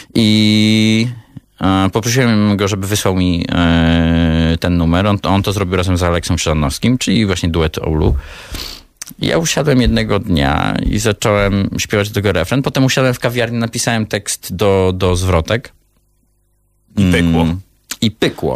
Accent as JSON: {"language": "Polish", "country": "Poland", "tie": "born or raised there", "said": "jestem Polakiem, w sensie mm, się urodziłem w Polsce, jestem Polakiem"}